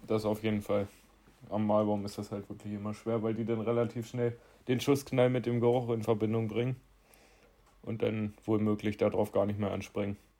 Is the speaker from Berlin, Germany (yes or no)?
no; Lower Saxony, Germany; hier bei uns in Niedersachsen